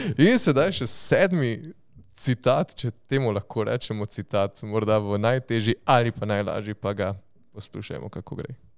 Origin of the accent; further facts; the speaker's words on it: Styria, Slovenia; smo na Štajerskem in smo vsi Štajerci